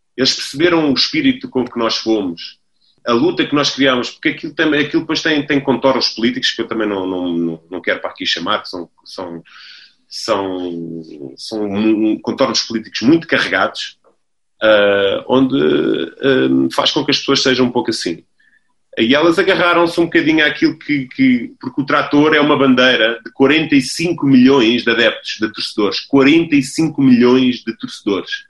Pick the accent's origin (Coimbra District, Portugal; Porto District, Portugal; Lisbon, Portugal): Lisbon, Portugal; na minha cidade natal, em Lisboa, que é onde eu nasci.